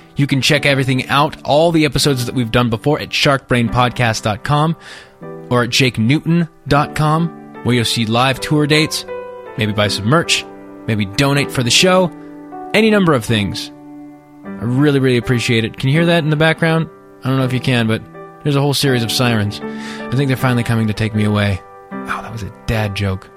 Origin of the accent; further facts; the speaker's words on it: California, United States; I grew up in California